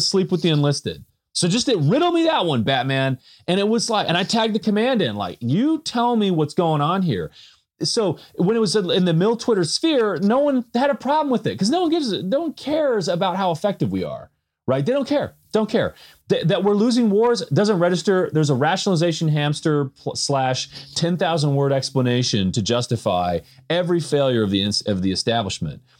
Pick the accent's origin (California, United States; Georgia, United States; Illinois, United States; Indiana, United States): California, United States; moved away; I grew up in California